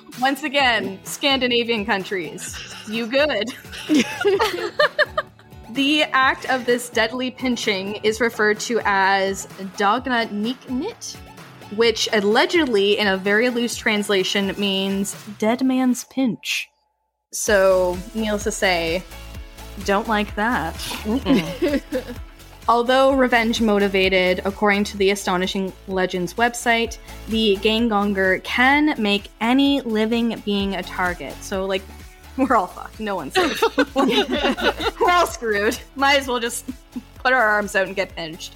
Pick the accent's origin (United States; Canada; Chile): Canada